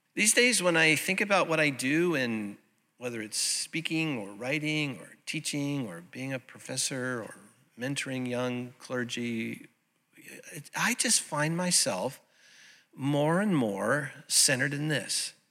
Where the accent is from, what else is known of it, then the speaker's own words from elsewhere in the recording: Santa Ana, California, United States; the little United Methodist Church that I grew up in over in Santa Ana